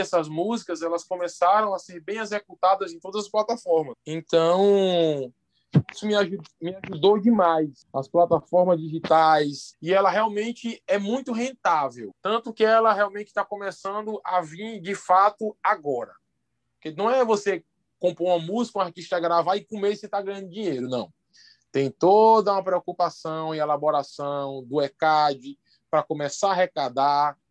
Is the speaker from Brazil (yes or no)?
yes; Santa Rita, Paraíba, Brazil; sou da Paraíba, sou de Santa Rita